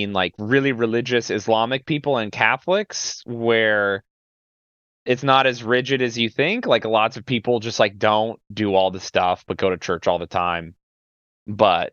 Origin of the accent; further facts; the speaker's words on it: Central Utah, United States; I'm from Central Utah